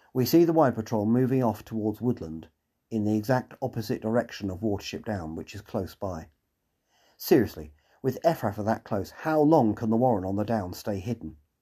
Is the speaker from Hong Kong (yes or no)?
no; England, United Kingdom; being typically English